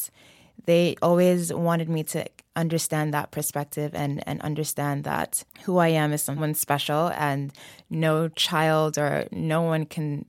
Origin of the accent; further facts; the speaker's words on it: New York, United States; Yeah, so we lived in the Bronx for a long time, so my family moved to. You know, it was an interesting upbringing. We grew up in a very Senegalese home.